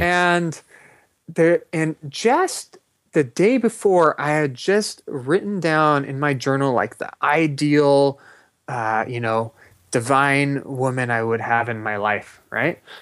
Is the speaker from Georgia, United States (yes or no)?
no; Los Angeles, California, United States; I grew up in Los Angeles